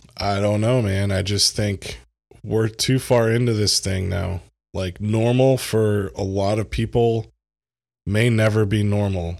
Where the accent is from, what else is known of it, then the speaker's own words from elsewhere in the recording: United States; as an American, as a privileged white American